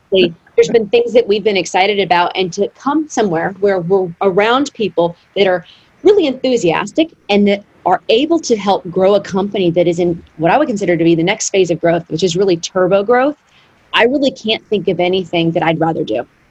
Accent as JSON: {"language": "English", "region": "Arkansas", "country": "United States", "tie": "born or raised there", "said": "growing up in Arkansas, my father was a builder. He built the house that I grew up"}